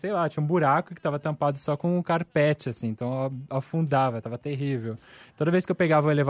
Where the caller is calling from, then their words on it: Santo André, São Paulo, Brazil; sou de Santo André.